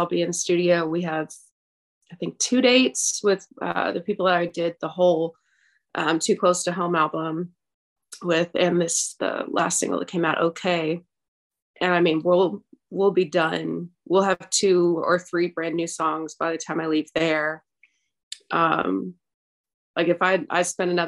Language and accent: English; Nashville, Southern, United States; accent: Southern twang; I'll have like a little twang in some things that I say, because I am Southern. I've been in Nashville for 21 years, so sometimes my little accent will come out